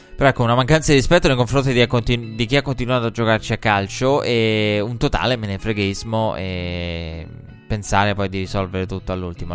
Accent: Italy

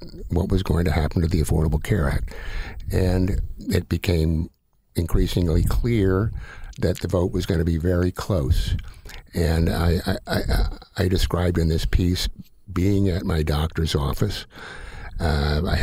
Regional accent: Tulsa, Oklahoma, United States; I was born in 1950 and growing up in Tulsa

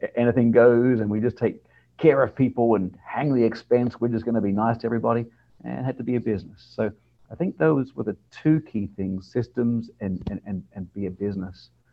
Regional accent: Adelaide, South Australia, Australia; now in New Orleans, United States; born and raised in Australia, um, lived in a town called Adelaide which is on the south coast uh, of Australia.

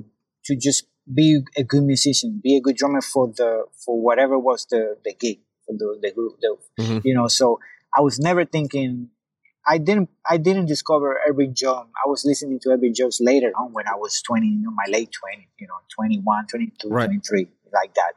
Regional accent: Puerto Rico; moved away as an adult; also born or lived in New York; I'm from Puerto Rico

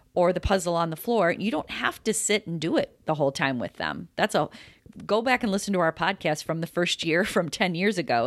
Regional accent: Chicago, Illinois, United States; we're from Chicago, Todd

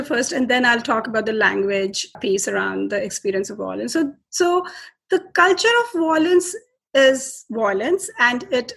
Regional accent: Delhi, India; I'm from India, and I was born in Delhi.

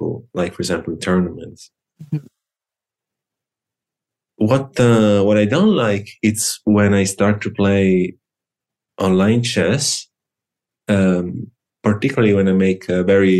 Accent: Lucca, Tuscany, Italy; in my region, in Tuscany. I'm from Lucca

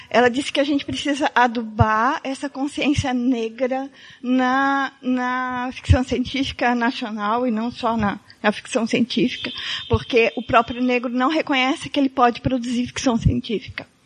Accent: Brazil; porque eu acho importante que a gente, como brasileiro, tenha essa visão. 50% do, de, do nosso povo é negro, né?

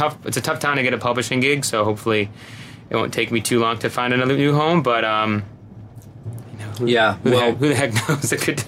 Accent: Boston, Massachusetts, United States; moved away as an adult; also born or lived in Germany / Los Angeles / Nashville; I grew up in Boston, lived out there for most of my life. Went to college in Massachusetts

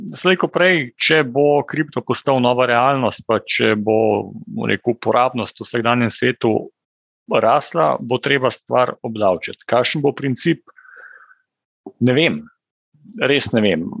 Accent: Slovenia

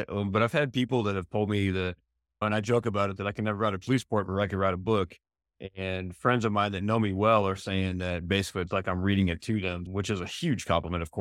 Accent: East Coast, United States; also born or lived in Arizona; now in San Diego, United States; I wasn't born or raised there, but I, I came from the East Coast moved to Arizona in 91

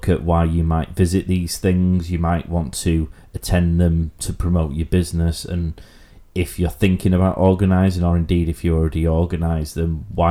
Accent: Yorkshire and the Humber, United Kingdom; Being from Yorkshire

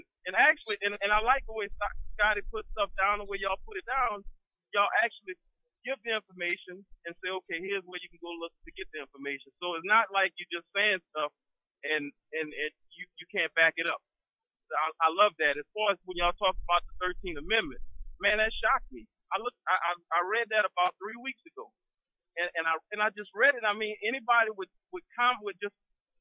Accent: New Orleans, Louisiana, United States; I'm from New Orleans

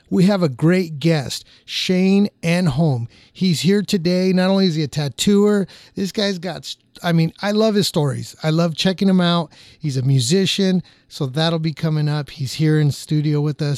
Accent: Orange County, California, United States; I grew up in Orange County, born and raised

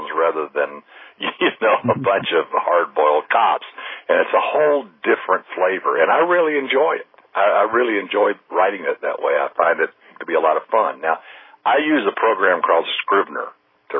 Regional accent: Huntsville, Alabama, United States; moved away as an adult; also born or lived in Birmingham, Alabama / Houston, Texas; now in Orange County, United States; Huntsville, my hometown

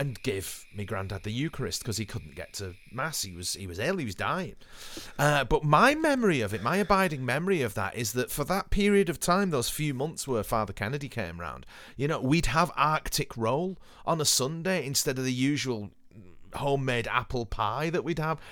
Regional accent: Haydock, North West England, United Kingdom; where I grew up in Haydon

